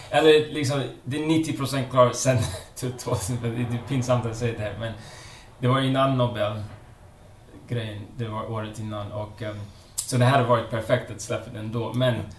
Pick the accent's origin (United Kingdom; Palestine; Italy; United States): United States; Connecticut; now in Sweden; jag är uppvuxen eh, i USA. Jag kommer från Connecticut